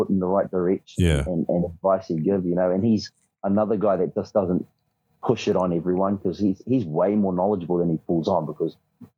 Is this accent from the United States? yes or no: no; New Zealand; us Kiwis